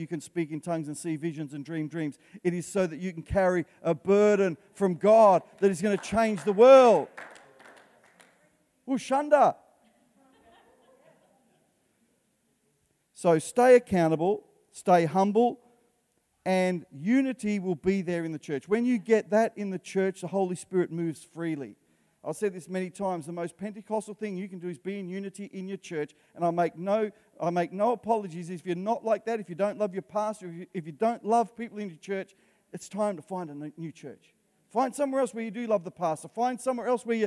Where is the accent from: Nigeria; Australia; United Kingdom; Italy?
Australia; I'm Italian background. I've lived in Australia. I was born in Australia and I can speak for Australians